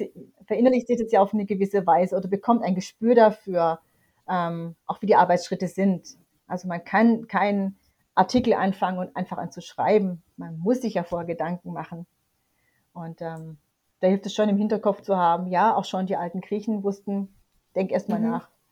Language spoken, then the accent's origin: German; near Tübingen, Baden-Württemberg, Germany; ich bin, wie gesagt, in der Nähe von Tübingen aufgewachsen und dort zur Schule gegangen